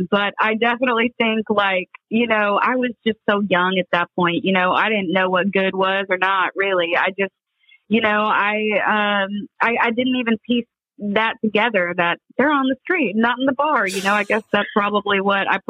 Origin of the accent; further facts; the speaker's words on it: Iowa, United States; moved away; I grew up in Iowa